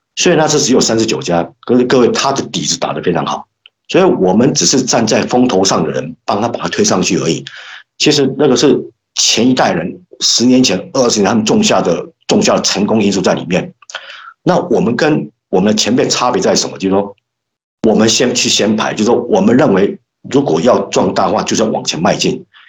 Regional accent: Hualien County, Taiwan; moved away; also born or lived in Yilan; 我是民国五十四年次出生哈，所以今年大概是五十五岁哈。那我是，呃，爷爷奶奶他们是宜兰人，宜兰投资人。然后我，我们家是搬到花莲去的哈，所以，呃，我是在花莲出生长大的哈

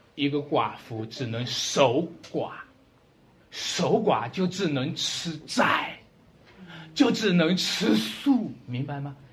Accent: China; 还是我们中国人骨子里的东西

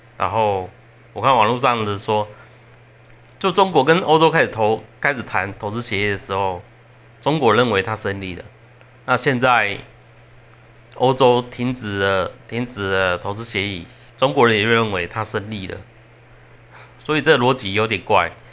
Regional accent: Taiwan; 我们台湾应该不太会有很多钱去援助你们

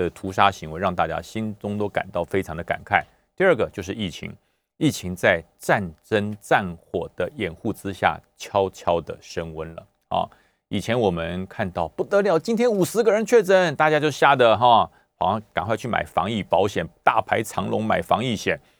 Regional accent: Taoyuan, Taiwan; 最后还有一点，就是国民党的大乱斗啊，在哪里斗呢？就在我的我的家乡桃园，就在那边斗起来了。

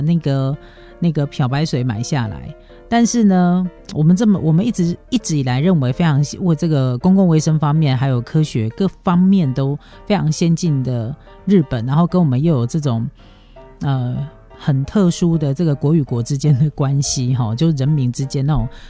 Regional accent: Taiwan; 我们台湾人真的是非常好的， 就是非常好的一个民族欸

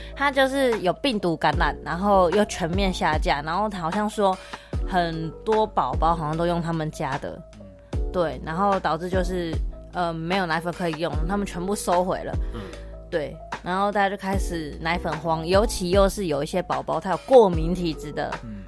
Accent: Taiwan; now in Toronto, Canada; 我们台湾

